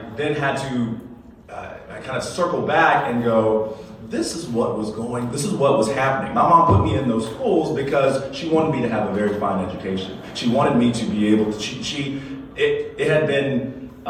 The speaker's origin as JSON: {"language": "English", "town": "Lexington", "region": "South Carolina", "country": "United States", "tie": "born or raised there", "said": "I grew up in Lexington, South Carolina"}